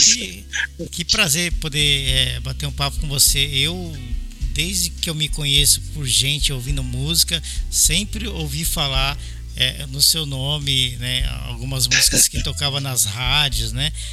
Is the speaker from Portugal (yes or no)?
no; São Paulo, Brazil; moved away as an adult; also born or lived in Belo Horizonte; now in Japan; eu sou de São Paulo, mas eu estava morando em Belo Horizonte